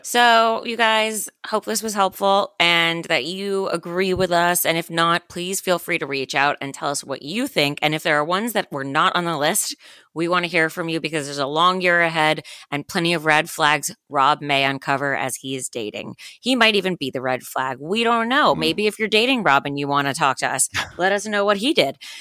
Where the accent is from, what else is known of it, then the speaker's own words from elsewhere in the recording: Miami, Florida, United States; I am from Miami